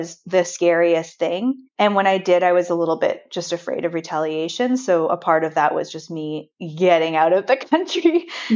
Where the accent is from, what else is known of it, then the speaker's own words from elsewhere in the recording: Vancouver, British Columbia, Canada; moved away as an adult; I was born and raised in Vancouver.